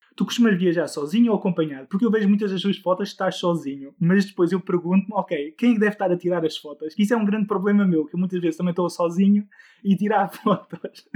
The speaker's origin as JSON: {"language": "Portuguese", "country": "Netherlands", "said": "eu também sou de um país nórdico, eu sou da Holanda, uh, é por isso o meu nome estrangeiro"}